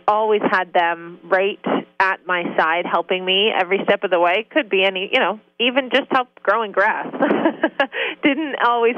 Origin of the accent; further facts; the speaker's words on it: Beaverton, Ontario, Canada; I grew up on a farm. My family moved us to Beaverton, Ontario, which is a small town on Lake Simcoe, and we had a farm there